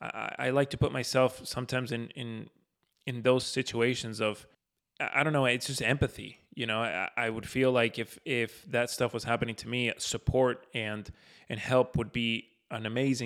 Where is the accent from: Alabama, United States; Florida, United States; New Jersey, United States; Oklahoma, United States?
Florida, United States; You know, living and growing up in Florida, we haven't seen something like that in quite some time, especially in Florida.